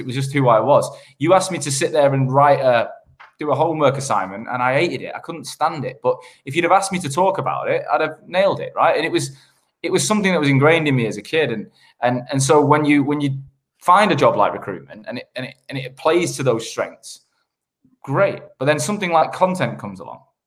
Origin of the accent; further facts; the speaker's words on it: Manchester, North West England, United Kingdom; moved away as an adult; also born or lived in Sheffield / London / Australia; I grew up in Manchester in the, in the nineties